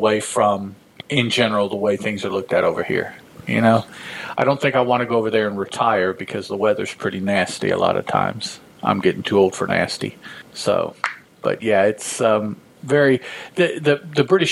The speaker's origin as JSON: {"language": "English", "country": "United States", "said": "I'm all American"}